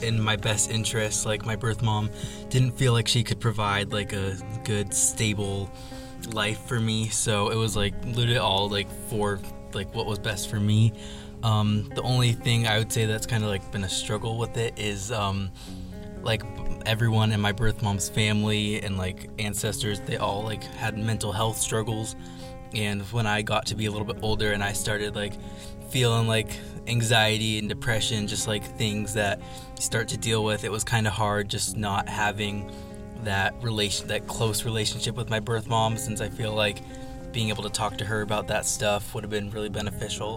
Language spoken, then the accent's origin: English; Washington, United States; also born or lived in Minnesota; I was born in Minnesota and was adopted and brought to Washington when I was about a week old.